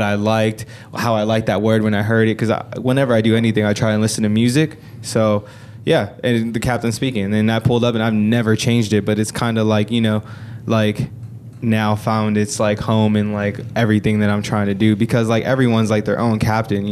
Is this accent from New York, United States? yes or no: no; San Antonio, Texas, United States; born or raised there; moved away; also born or lived in Stockton, California